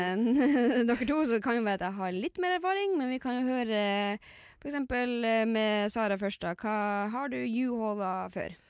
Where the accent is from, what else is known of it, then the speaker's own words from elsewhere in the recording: Lakselv, Finnmark, Norway; moved away; jeg kommer jo fra Laksevål i Finnmark.